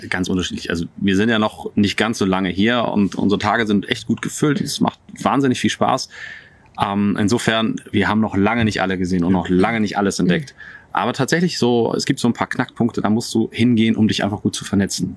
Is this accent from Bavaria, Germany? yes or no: no; Buchholz in der Nordheide, Lower Saxony, Germany; also born or lived in Berlin; now in Dorfmark, Germany; Ich komme aus Buchholz in der Nordheide